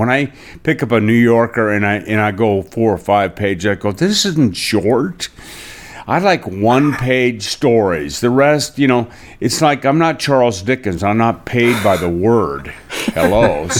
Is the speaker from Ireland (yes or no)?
yes; Ireland; It's like, I'm Irish, so less work, the better.